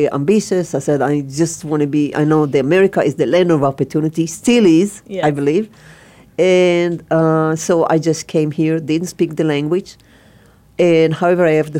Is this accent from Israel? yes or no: yes; Israel; English is a second language; now in United States; So I'm from Israel. And I grew up on a, I would say, small but very, very abundant farm.